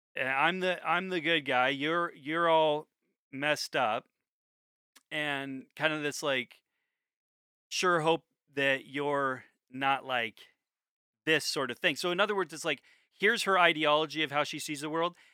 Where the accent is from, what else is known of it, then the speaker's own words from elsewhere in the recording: United States; I'm an American